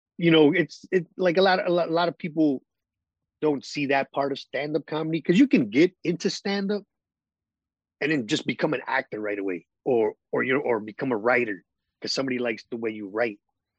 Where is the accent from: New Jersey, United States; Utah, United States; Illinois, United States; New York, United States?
Illinois, United States; Chicago; I was born and raised on the South Side